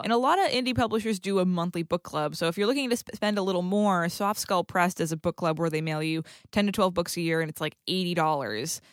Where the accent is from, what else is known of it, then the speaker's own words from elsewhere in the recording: New England, United States; I, too, am from New England